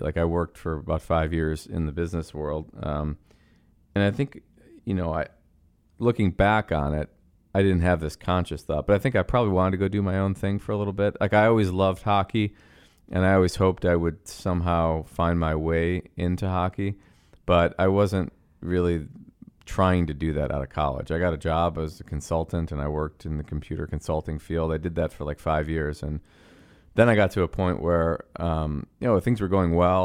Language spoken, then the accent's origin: English; Buffalo, New York, United States; moved away as an adult; also born or lived in Montreal, Canada; now in Chicago, United States; we moved to Buffalo from Montreal when I was six years old